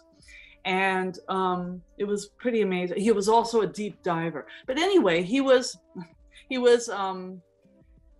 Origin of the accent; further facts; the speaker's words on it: San Francisco, California, United States; I'm from San Francisco